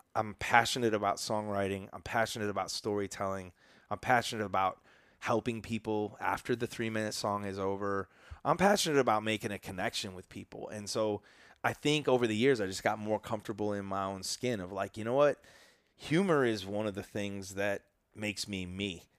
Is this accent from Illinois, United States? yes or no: yes; Chicago suburbs, Illinois, United States; I grew up in the Chicago suburbs